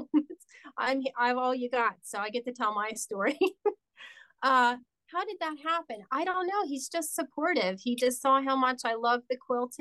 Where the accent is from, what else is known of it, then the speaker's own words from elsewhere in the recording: Wilkes-Barre, Pennsylvania, United States; also born or lived in Delaware; My hometown is Wilkes-Barre, Pennsylvania